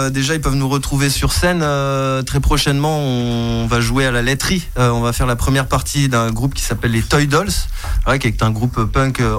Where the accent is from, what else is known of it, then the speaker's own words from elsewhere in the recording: Botswana; moved away; Moi, je suis d'origine du Botswana à la base.